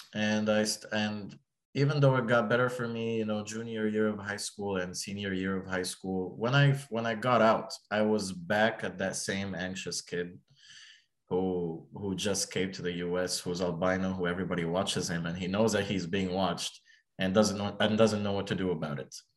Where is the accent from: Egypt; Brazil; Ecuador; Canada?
Egypt; now in United States; I'm from Egypt